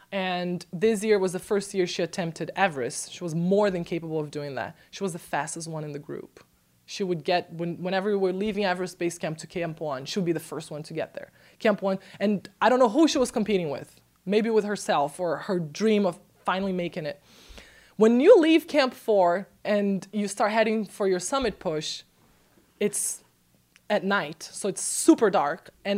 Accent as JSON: {"language": "English", "country": "Brazil", "said": "I'm from Brazil."}